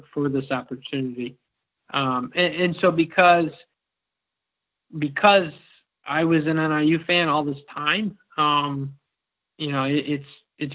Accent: Elburn, Illinois, United States; also born or lived in Peoria, Illinois; I grew up in Elburn, about 20 minutes east down 38

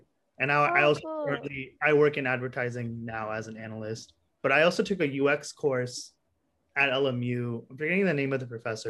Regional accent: New Jersey, United States; born there; So I was born in 1998 in New Jersey on the East Coast.

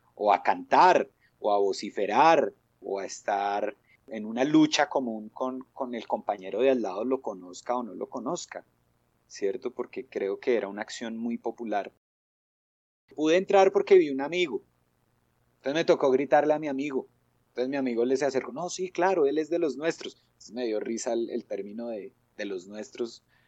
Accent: Madrid, Cundinamarca, Colombia; soy eh, madrileño

